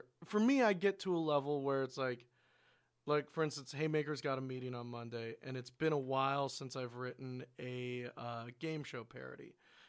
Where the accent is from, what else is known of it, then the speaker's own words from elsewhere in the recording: Portland, Oregon, United States; I mean, I'm from Portland, Oregon. That's a reality.